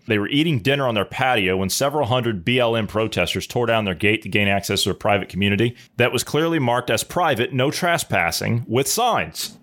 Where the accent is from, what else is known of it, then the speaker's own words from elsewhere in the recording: Ohio, United States; my home state of Ohio